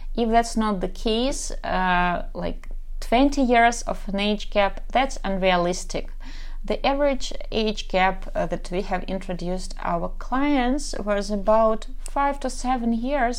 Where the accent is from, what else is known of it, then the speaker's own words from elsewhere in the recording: Kharkiv, Kharkiv Oblast, Ukraine; English is a second language; I'm from Kharkov, Ukraine, so probably you can tell already by my accent